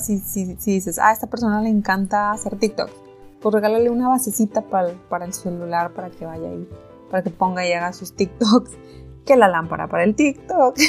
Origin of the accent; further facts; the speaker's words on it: Mexico; somos mexicanos